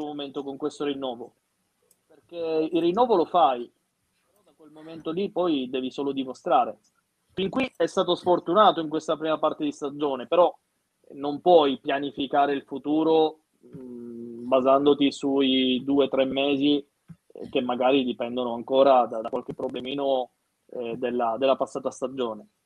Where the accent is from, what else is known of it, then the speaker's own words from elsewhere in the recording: Sicily, Italy; io sono siciliano